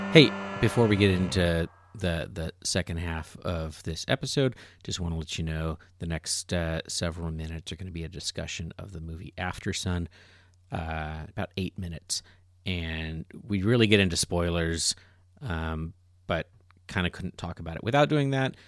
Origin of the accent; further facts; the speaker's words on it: United States; as an American